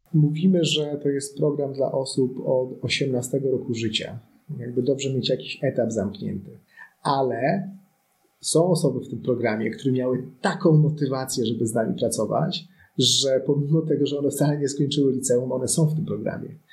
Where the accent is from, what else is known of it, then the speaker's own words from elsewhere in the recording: Poland; ja urodziłem się nad Wisłą